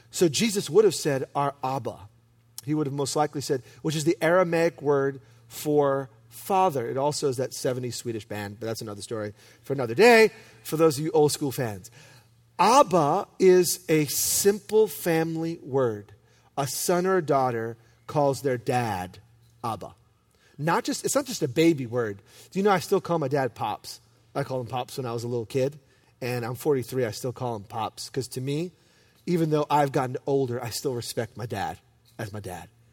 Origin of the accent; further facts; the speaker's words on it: New York City, New York, United States; I'm from Brooklyn